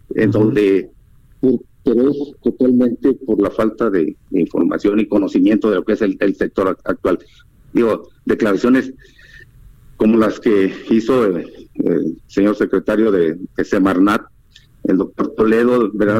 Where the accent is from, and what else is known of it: Mexico